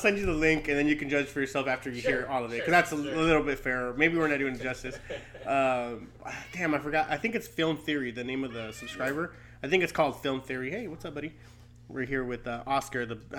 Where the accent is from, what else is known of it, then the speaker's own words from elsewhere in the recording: Long Beach, California, United States; I'm from Long Beach.